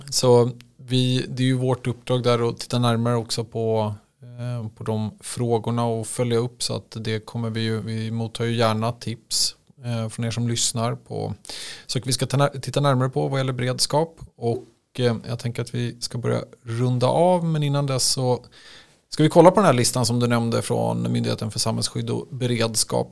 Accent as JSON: {"language": "Swedish", "town": "Stockholm", "region": "Stockholm County", "country": "Sweden", "said": "där jag kommer ifrån, Stockholm"}